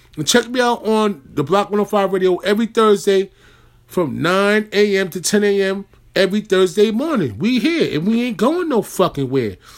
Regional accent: New York, United States; as a New Yorker

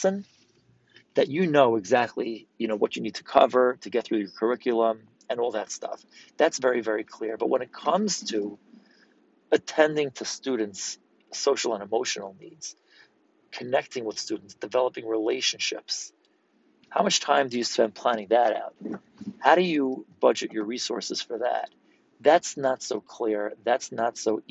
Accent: New York City, New York, United States; I'm from New York City

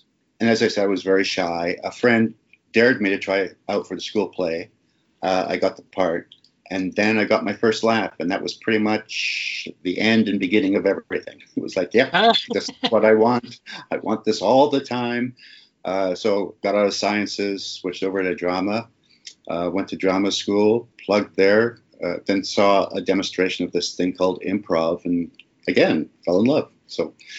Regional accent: Kilmarnock, Scotland, United Kingdom; And I mean, I'm Scottish, so I have still a lot of family over there.

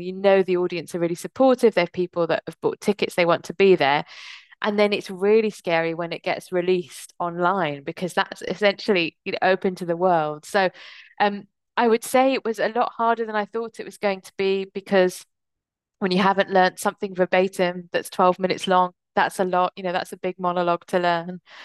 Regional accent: England, United Kingdom; born or raised there; also born or lived in United States

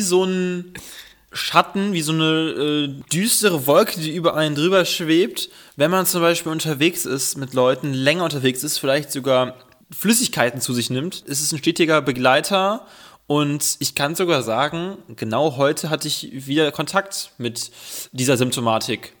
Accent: Düsseldorf, North Rhine-Westphalia, Germany; ich bin Düsseldorfer

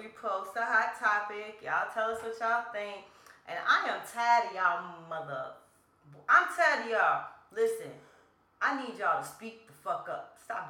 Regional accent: Chicago, Illinois, United States; I'm from Chicago.

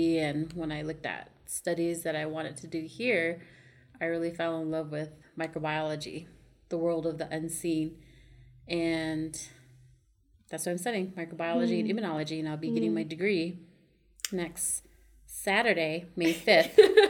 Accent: Pryor, Montana, United States; So, I grew up on the Crow Reservation. My mom is Crow, but I'm also part Lakota. My dad's from the Standing Rock Reservation in South Dakota. So, I grew up on the reservation in Pryor

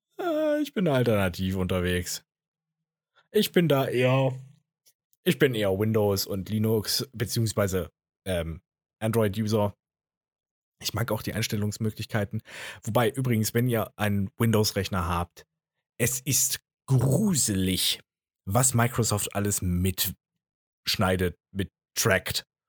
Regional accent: Jena, Thuringia, Germany; ich komme ja aus Jena

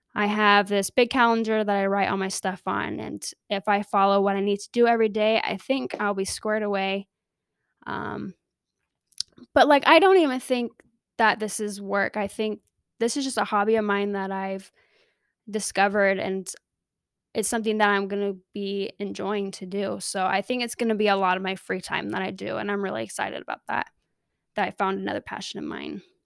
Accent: Riverside, California, United States; moved away as an adult; also born or lived in Salt Lake City, Utah; my parents moved down to California, Southern California, L A area, and I lived there ever since I moved out of the house at eighteen

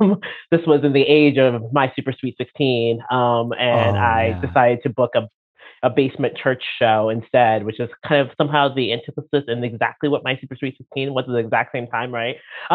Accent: Baltimore, Maryland, United States; moved away as an adult; now in Sweden; I come from Baltimore. That's where I grew up.

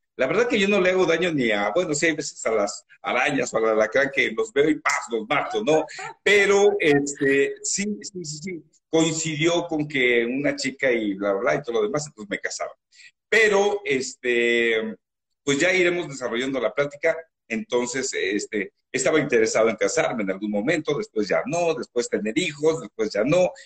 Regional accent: Ciudad Nezahualcóyotl, State of Mexico, Mexico; soy de Ciudad de eh, orgullosamente nací ahí, soy de padres michoacanos

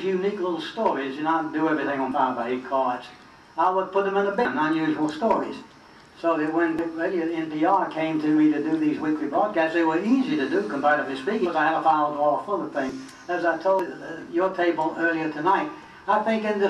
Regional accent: the South, United States; I'm a Southerner

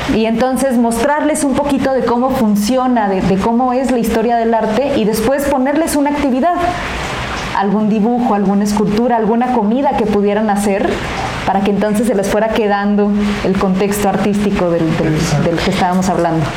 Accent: Mexico; así somos los mexicanos

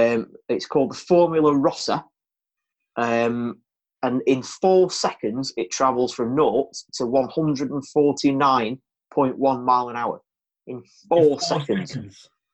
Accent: United Kingdom; we're British citizens.

